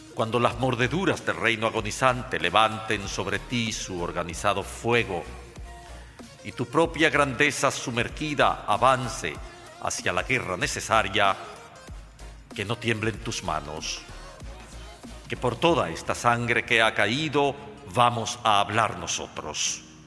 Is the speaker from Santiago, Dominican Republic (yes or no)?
no; Santo Domingo, Distrito Nacional, Dominican Republic; Nací en Santo Domingo en el año 1946, un 30 de noviembre. Viví, por lo tanto, la etapa primaria de mi vida en la atmósfera de absolutismo que significó la era de Trujillo.